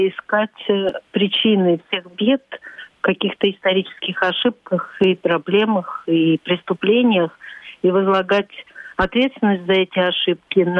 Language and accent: Russian; Latvia; first language Latvian; Russian is a second language; Я урожденная латышка, у меня родной язык латышский но я неплохо владею русским и общаюсь в обоих информационных пространствах.